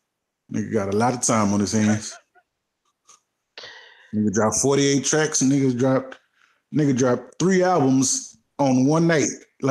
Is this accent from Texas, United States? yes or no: yes; Houston, Texas, United States; I'm from Houston.